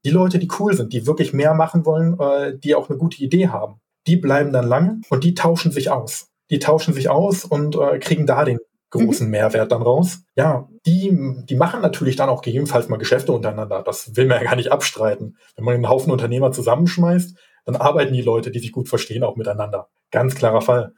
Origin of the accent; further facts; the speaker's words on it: Hilden, North Rhine-Westphalia, Germany; Ich bin geboren in Hilden, ich wohne auch noch in Hilden